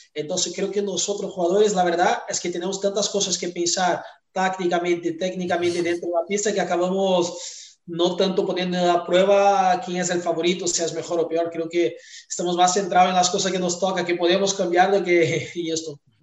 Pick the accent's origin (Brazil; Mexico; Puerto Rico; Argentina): Brazil; Spanish is a second language; moved away as an adult; also born or lived in Tyumen, Russia; Yo salí de Brasil muy joven, con 19 años